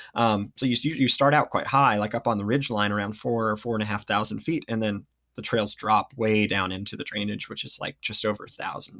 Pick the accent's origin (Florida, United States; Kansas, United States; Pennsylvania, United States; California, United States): California, United States; Redding; moved away as an adult; now in Ashland, United States; I grew up in Redding, California